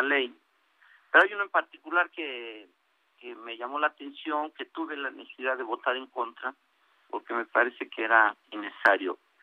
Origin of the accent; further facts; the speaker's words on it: State of Mexico, Mexico; mi estado, que yo soy del Estado de México